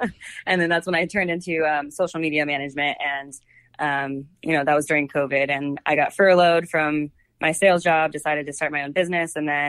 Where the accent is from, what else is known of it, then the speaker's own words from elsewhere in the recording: Cincinnati, Ohio, United States; also born or lived in Oklahoma / Japan / Washington, D.C.; I think I'm from Cincinnati. My dad was in the Air Force, so I'm from literally all over the place. I've lived in like Oklahoma, Japan, D.C.